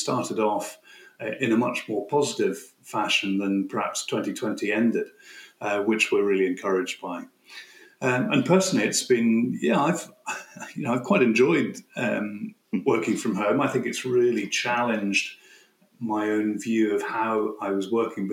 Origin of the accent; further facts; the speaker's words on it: Aberdeenshire, Scotland, United Kingdom; also born or lived in Hertfordshire; I moved back to Aberdeenshire and was really sort of brought up in Aberdeenshire